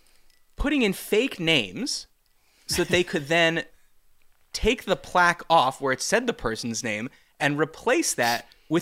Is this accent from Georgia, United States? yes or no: yes; Atlanta, Georgia, United States; And when I said I was from Atlanta and they're like, oh, what were you doing there?